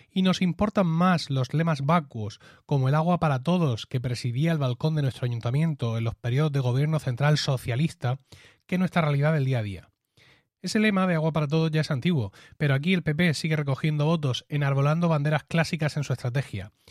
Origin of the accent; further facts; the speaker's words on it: Murcia, Region of Murcia, Spain; soy de Murcia